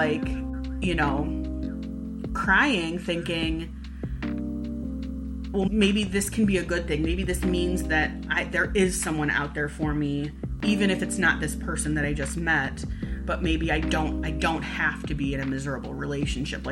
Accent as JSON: {"language": "English", "town": "Cleveland", "region": "Ohio", "country": "United States", "tie": "born or raised there", "said": "we grew up in Cleveland"}